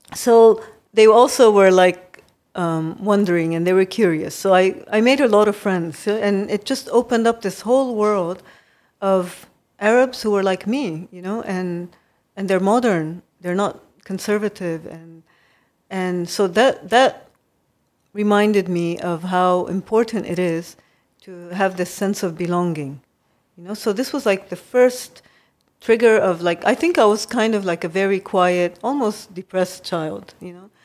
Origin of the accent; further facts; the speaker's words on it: Kobe, Hyogo, Japan; moved away as an adult; also born or lived in Beirut, Lebanon / United States; now in Lebanon; I grew up in Japan because my family has been, uh, went in nineteen seventeen.